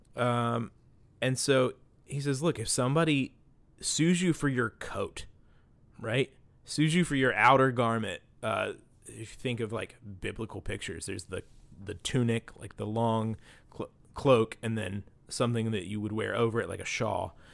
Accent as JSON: {"language": "English", "town": "Beckley", "region": "West Virginia", "country": "United States", "tie": "born or raised there", "said": "we grew up in Beckley, West Virginia"}